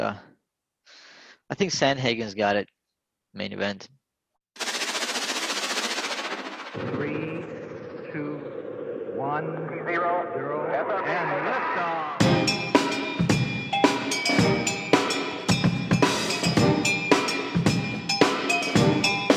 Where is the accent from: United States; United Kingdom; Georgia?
Georgia; moved away; growing up in Georgia